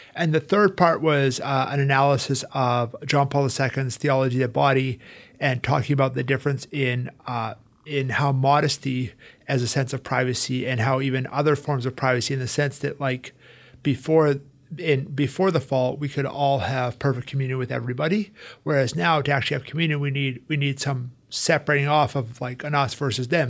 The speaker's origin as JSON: {"language": "English", "town": "Calgary", "region": "Alberta", "country": "Canada", "tie": "born or raised there", "also_born_or_lived": "Rome / United States", "moved": "as an adult", "said": "So I'm originally from Calgary, Alberta, Canada. Uh, I grew up there."}